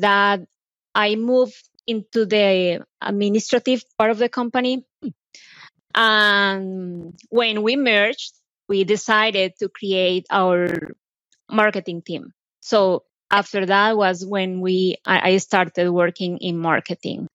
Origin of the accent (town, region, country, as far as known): Colombia; English is a second language; moved away as an adult; now in United States